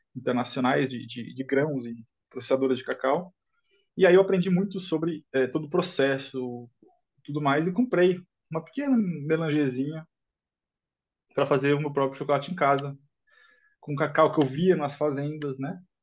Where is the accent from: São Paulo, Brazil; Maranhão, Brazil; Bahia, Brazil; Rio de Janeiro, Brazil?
São Paulo, Brazil; Eu sou nascido em São Paulo